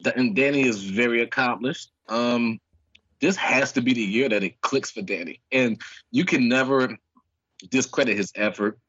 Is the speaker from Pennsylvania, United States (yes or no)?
yes; Philadelphia, Pennsylvania, United States; I'm from the streets, man. I'm from North Philly